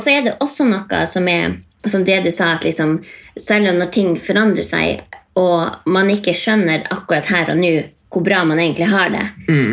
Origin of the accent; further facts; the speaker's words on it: Indre Billefjord, Troms og Finnmark, Norway; oppvokst i Indre Billefjord